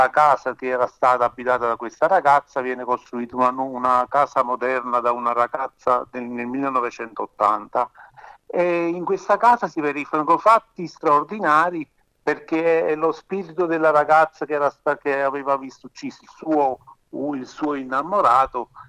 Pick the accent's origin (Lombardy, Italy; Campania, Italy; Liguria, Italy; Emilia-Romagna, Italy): Campania, Italy; un giovane pescatore della penisola sorrentina, la mia terra, in provincia di Napoli